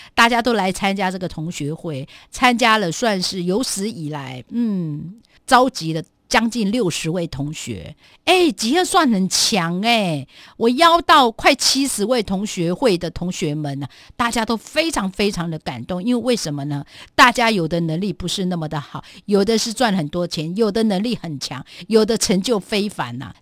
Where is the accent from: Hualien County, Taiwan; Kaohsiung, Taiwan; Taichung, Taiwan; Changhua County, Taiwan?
Hualien County, Taiwan; Guangfu; 我部落，应该是说我的故乡，在小学，当时就只有我们家隔壁的那个学校，就整个光复乡啊